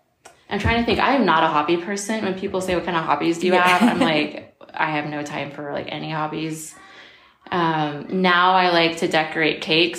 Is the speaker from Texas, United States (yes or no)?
no; Seattle, Washington, United States; also born or lived in Guam / Florida / California / Japan; So I'm from, I just say Seattle, okay. The peninsula, yeah. If you don't like Seattle. So I was born in Guam, and we lived like in Florida and California. And then I went to high school in Japan, and where I graduated.